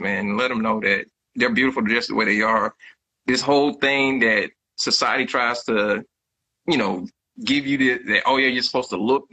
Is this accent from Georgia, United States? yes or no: yes; Jeffersonville, Georgia, United States; now in Houston, United States; My hometown, where I'm originally from, is called Jeffersonville, Georgia